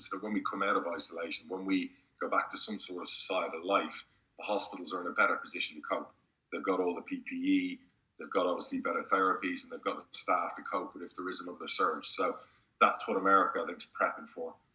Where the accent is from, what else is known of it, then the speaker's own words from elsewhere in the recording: Spain; also born or lived in United Kingdom; now in United States; I grew up in Spain